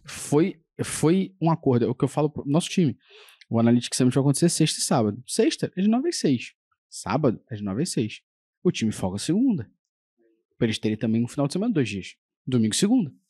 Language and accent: Portuguese; Rio de Janeiro, Brazil; a gente é carioca